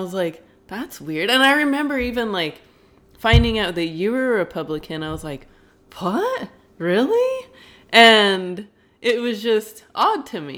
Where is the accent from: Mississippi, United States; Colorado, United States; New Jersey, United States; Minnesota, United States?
Colorado, United States; Denver; moved away as an adult; I grew up in Denver, Colorado